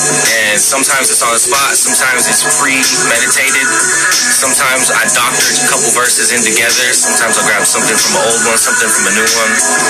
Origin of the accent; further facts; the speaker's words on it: United States; I'm from the Navajo Reservation